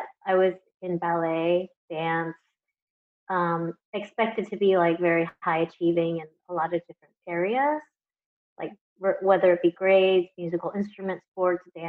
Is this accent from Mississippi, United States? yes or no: no; Houston, Texas, United States; moved away as an adult; also born or lived in Los Angeles, United States / Taiwan; I was born and raised in Houston, Texas